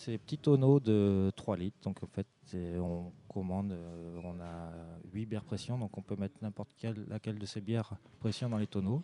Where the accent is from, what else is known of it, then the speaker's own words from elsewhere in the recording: Vannes, Brittany, France; Je viens de pas très loin. Je, je suis vantais d'origine